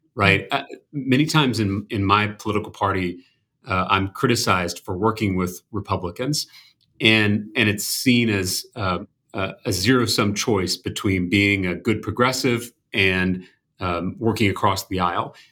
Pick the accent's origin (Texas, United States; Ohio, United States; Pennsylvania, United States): Texas, United States; as a Texan